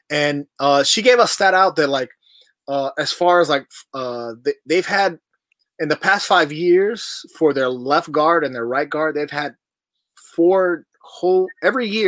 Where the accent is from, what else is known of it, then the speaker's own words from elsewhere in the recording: Miami, Florida, United States; I'm from Miami, so I'm, I'm you know I'm Latin, I'm Cuban, Puerto Rican